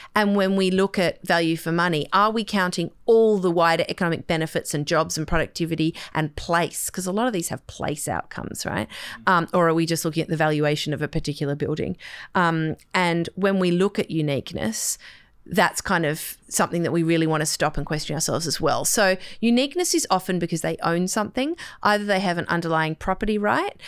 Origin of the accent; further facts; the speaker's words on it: Sydney, New South Wales, Australia; I grew up on the North Shore